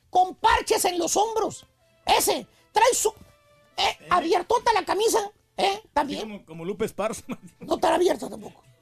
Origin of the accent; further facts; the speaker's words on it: Durango, Mexico; Soy de México, de Durango.